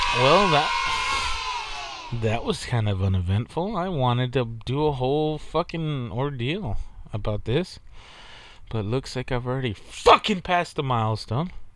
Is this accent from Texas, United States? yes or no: yes; Texas, United States; I'm from Texas. We're from Texas